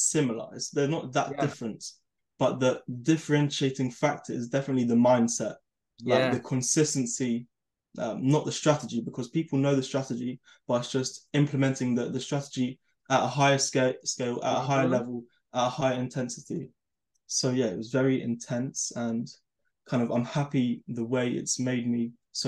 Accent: London, United Kingdom; I'm from London

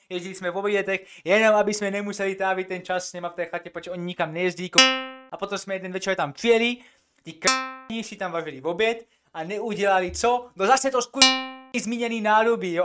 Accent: Czechia; jsem Čech

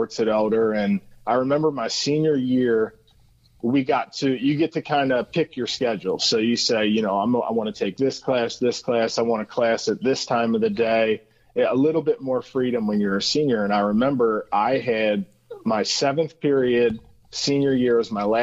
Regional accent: Cincinnati, Ohio, United States; I am Cincinnati, born and raised

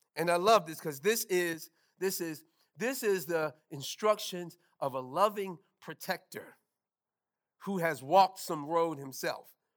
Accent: New York City, New York, United States; moved away; Growing up in New York

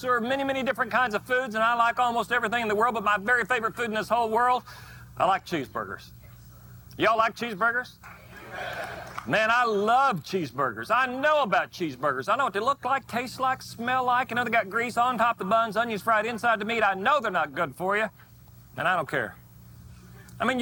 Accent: Oklahoma, United States; my home state of Oklahoma

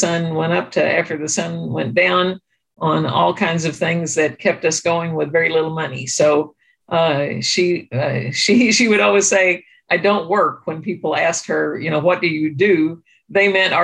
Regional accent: Hardin County, Southern Illinois, United States; now in St. Louis, United States; I'm from rural Southern Illinois. I grew up in Hardin County, which is on the southeast tip of the state.

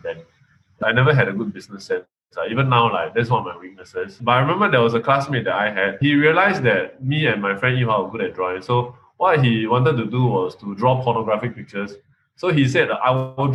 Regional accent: Malaysia; born or raised there; accent: Malaysian; moved away as an adult; now in Singapore

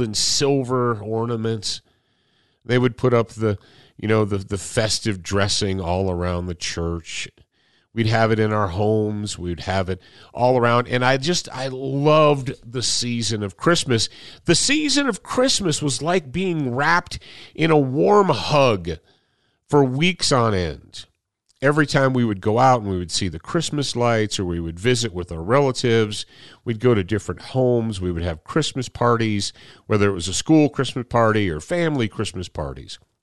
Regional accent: Michigan, United States; moved away; we grew up in Michigan when I was a little kid. When I was a little kid and was in elementary school and junior high and so forth, we were in Michigan

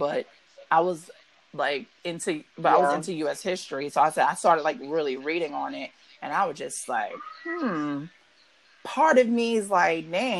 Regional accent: North Carolina, United States; also born or lived in New York; I went to school in North Carolina. Back in, in North Carolina, back down south where I went to school, I went to J.T. Barber Elementary. Because I came down there from New York around 94.

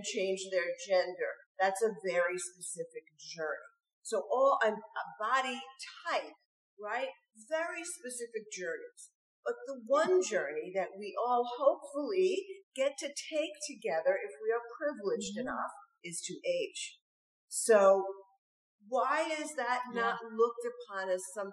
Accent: New York, United States; when I was growing up in New York.

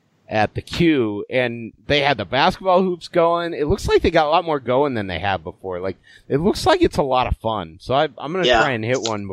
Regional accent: Alaska, United States; Well, I grew up in Alaska

